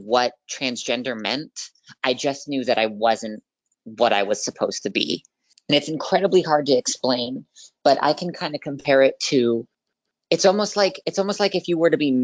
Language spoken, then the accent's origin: English; Vancouver, Washington, United States; I am 21 years old, and I am from Vancouver, Washington.